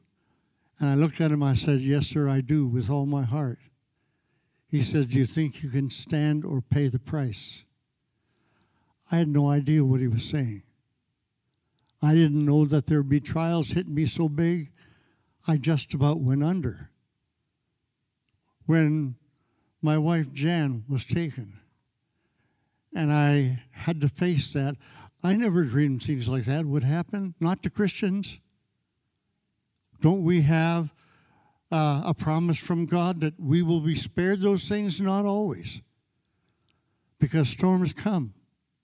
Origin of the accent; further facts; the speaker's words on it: Canada; I grew up in Canada